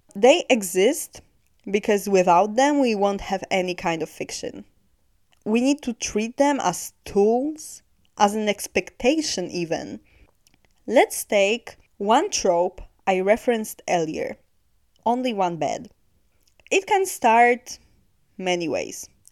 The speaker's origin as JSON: {"language": "English", "country": "Poland", "said": "I'm from Poland"}